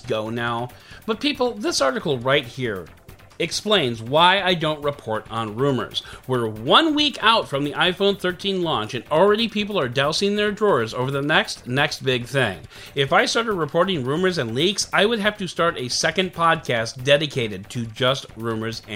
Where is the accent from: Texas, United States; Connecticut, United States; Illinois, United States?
Illinois, United States; my home state of Illinois